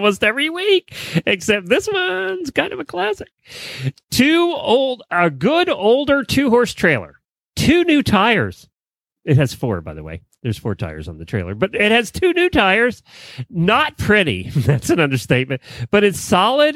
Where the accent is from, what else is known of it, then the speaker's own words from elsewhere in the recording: Ocala, Florida, United States; This is Ocala, my hometown